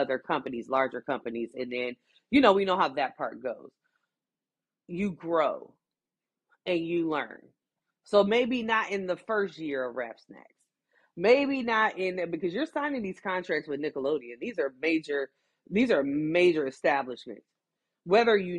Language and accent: English; Midwest, United States; here in the Midwest